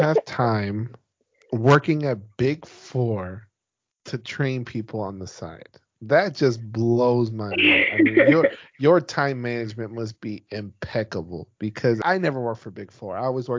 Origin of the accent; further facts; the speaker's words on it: Houston, Texas, United States; I'm from Houston.